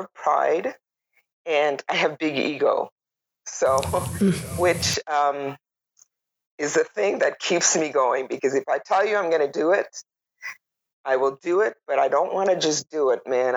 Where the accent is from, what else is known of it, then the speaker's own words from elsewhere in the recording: Toronto, Ontario, Canada; moved away as an adult; also born or lived in Tobago / Manitoba; now in Whitehorse, Canada; I grew up in Toronto, and I moved to Manitoba in 2001